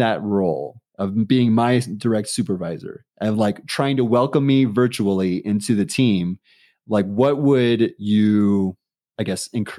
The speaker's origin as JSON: {"language": "English", "town": "San Diego", "region": "California", "country": "United States", "moved": "as an adult", "lives_now": "Denver, United States", "said": "I'm not a local. You might have known that already. So I'm from San Diego, California, and I transitioned over to here in Denver back in August of 2020 during the heat of the pandemic."}